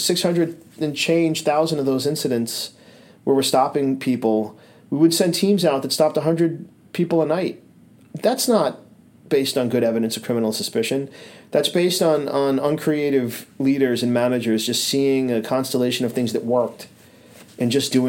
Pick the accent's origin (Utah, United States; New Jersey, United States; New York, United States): New York, United States; New York City; moved away as an adult; now in Burlington, United States; I was always a Brooklyn kid growing up in Brooklyn, living in Brooklyn, traveling to Manhattan for high school